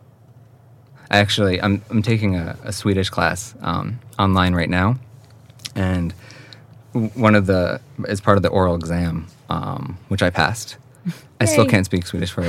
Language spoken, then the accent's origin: English; Hawthorne, New York, United States; moved away as an adult; also born or lived in Manhattan, New York City; now in Yxlan, Sweden; So we moved about a half an hour north to the suburbs, to a town called Hawthorne, New York, in Westchester County. And that's where I grew up and spent my whole childhood until I went away to college.